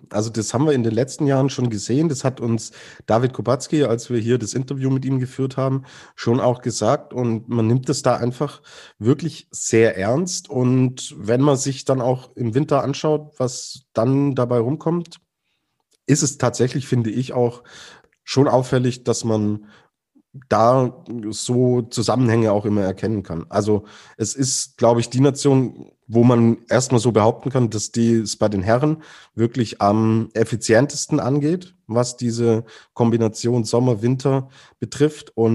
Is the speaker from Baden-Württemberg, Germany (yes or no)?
yes; Baden-Württemberg, Germany; born there; ja, komme ja gebürtig aus der Ecke.